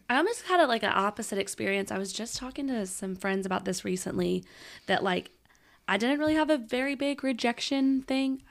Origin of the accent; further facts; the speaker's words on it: Shreveport, Louisiana, United States; I'm from Shreveport